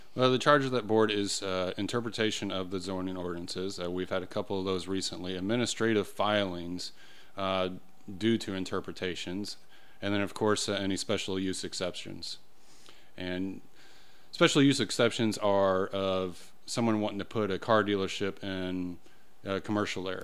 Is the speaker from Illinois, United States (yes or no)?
yes; Illinois, United States; moved away as an adult; also born or lived in Carmel, Indiana; now in Brownsburg, United States; originally, I'm not even from I, Indiana. I'm from Illinois